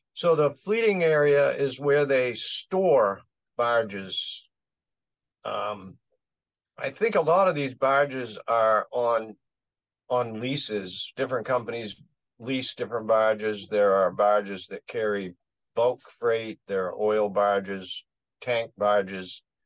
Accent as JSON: {"language": "English", "region": "Maine", "country": "United States", "said": "We're from Maine"}